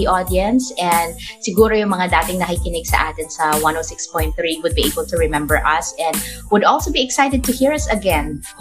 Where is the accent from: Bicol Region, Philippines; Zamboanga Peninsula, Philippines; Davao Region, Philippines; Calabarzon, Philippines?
Calabarzon, Philippines; Batangas; But we're all, all originally from Batangas.